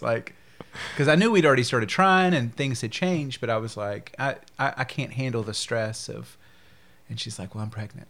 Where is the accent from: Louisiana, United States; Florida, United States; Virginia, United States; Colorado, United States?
Louisiana, United States; Shreveport; also born or lived in Phoenix / Alexandria, Louisiana; I was born and raised here in Shreveport.